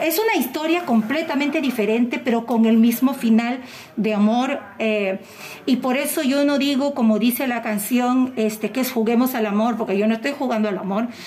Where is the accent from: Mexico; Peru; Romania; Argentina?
Peru; como buena peruana que soy